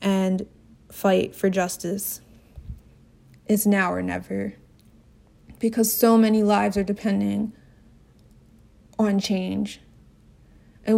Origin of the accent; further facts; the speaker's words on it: New Jersey, United States; now in Washington, D.C., United States; In my hometown, back in South Jersey